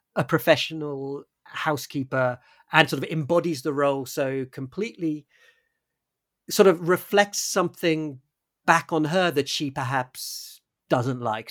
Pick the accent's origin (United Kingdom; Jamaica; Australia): United Kingdom; as a British person